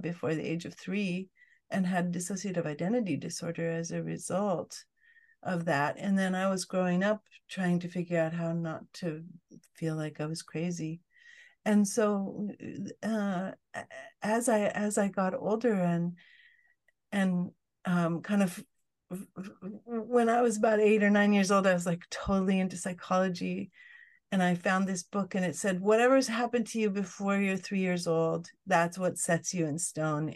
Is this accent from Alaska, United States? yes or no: yes; Fairbanks, Alaska, United States; I grew up in Fairbanks, Alaska